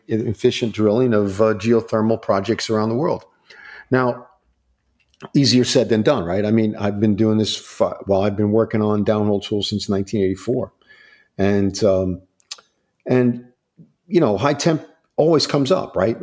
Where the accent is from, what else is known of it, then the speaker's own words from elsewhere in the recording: Long Island, New York, United States; moved away; also born or lived in Akron, Ohio; I grew up in Long Island, New York